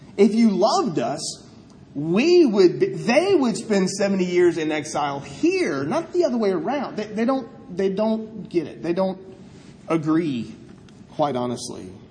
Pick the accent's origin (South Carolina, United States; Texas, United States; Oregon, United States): South Carolina, United States; I'm from South Carolina